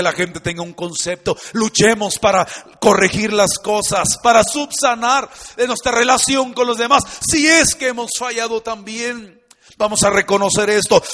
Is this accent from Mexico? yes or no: yes; Mexico; somos muy mexicanos